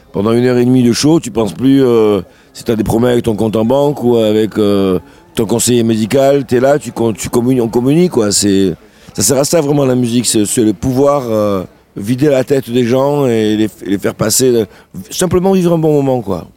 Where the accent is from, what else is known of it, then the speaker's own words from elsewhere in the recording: Sète, Occitania, France; also born or lived in Le Grau-du-Roi; j'ai grandi à la Corniche. J'habitais, j'allais à l'école Paul Langevin quand j'étais petit.